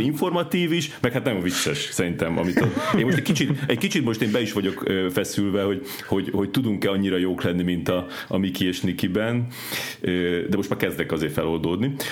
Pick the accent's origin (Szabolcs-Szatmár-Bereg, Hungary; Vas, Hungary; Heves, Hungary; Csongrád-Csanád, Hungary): Csongrád-Csanád, Hungary; Szeged; én Szegeden, ö, nőttem föl